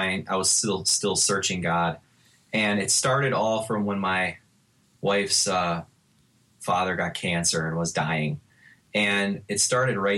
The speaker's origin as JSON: {"language": "English", "town": "Milwaukee", "region": "Wisconsin", "country": "United States", "tie": "born or raised there", "moved": "as an adult", "lives_now": "Texas, United States", "said": "I'm born and raised in Milwaukee, Wisconsin, lived there pretty much, all my life."}